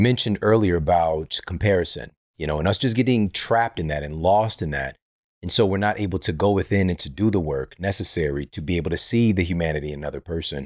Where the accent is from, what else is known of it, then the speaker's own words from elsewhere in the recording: St. Louis, Missouri, United States; I'm from Saint Louis.